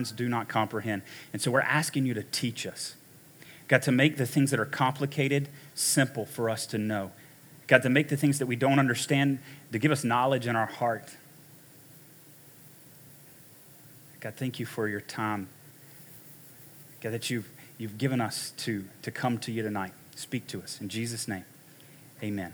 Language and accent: English; United States; we grew up in America